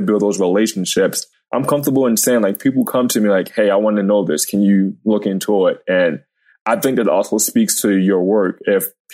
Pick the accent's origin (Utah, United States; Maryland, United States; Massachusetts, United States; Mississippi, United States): Maryland, United States; Baltimore; growing up in Baltimore